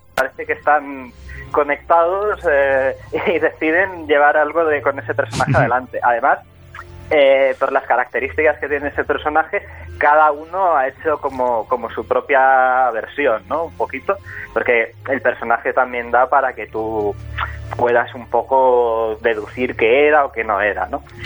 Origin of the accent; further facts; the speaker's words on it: Barcelona, Catalonia, Spain; yo soy de Barcelona